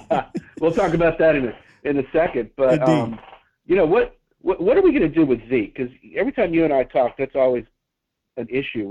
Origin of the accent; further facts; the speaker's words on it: Alabama, United States; I grew up in Alabama